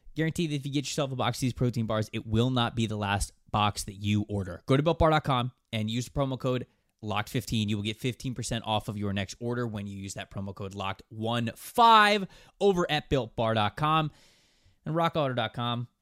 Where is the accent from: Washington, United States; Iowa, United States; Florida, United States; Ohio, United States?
Florida, United States; Bradenton; Bradenton, Florida. Yep, my hometown